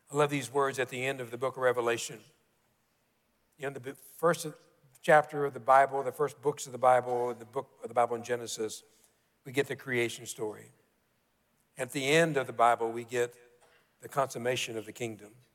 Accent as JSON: {"language": "English", "region": "Kentucky", "country": "United States", "tie": "born or raised there", "said": "growing up in Kentucky, we all, most all of us, play basketball."}